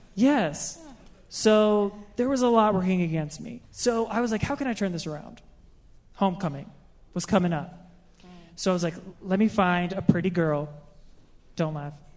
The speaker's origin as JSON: {"language": "English", "town": "Baltimore", "region": "Maryland", "country": "United States", "said": "I'm from Baltimore"}